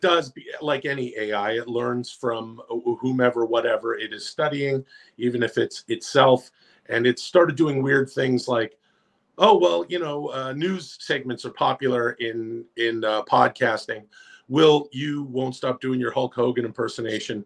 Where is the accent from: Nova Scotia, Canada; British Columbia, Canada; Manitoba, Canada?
British Columbia, Canada; Ladner; I grew up in Ladner, not far from South Surrey, where you are